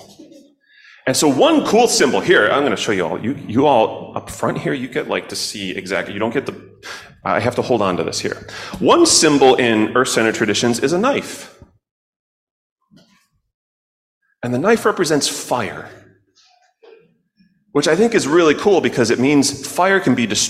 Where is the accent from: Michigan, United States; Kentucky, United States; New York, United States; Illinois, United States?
Illinois, United States; Chicago; I grew up in Chicago, and we had blackberries too